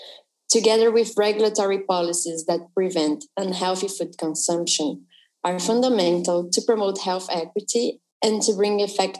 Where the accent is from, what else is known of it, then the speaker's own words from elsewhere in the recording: São Paulo, Brazil; I'm from São Paulo, Brazil.